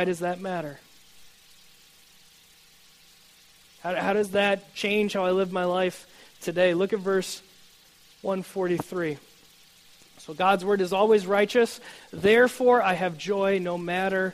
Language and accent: English; United States